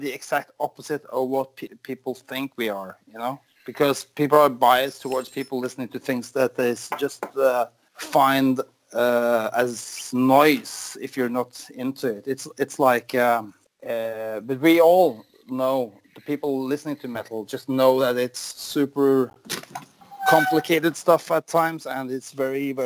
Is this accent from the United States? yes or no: no; Norway; I'm from Norway